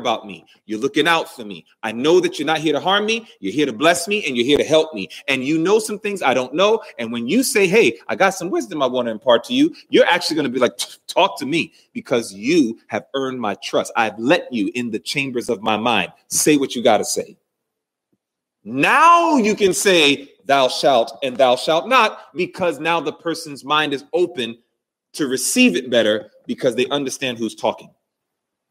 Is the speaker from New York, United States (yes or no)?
yes; New York City, New York, United States; growing up in New York City, watching that train go